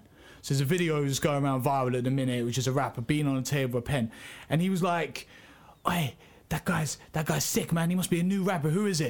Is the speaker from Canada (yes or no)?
no; England, United Kingdom; I'm England born and bred, mate.